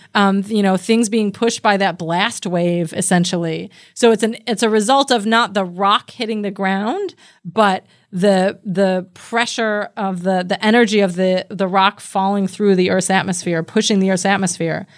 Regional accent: United States; I'm an American and I grew up with The Simpsons

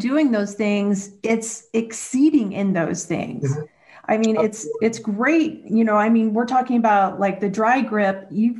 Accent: Midwest, United States; Now, I grew up in the Midwest

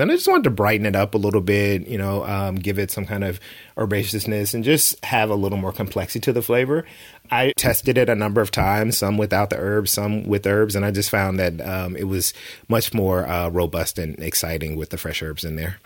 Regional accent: the South, United States; growing up in the South

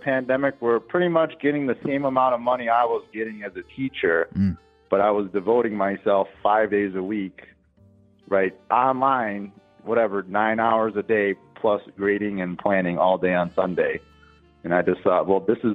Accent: Midwest, United States; I'm like from the Midwest

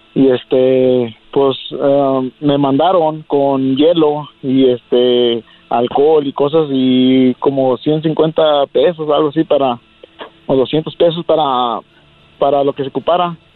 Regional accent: Jalisco, Mexico; moved away; allá en Jalisco hay muchas empacadoras de jamón, de carnes y este ahí en mi pueblo

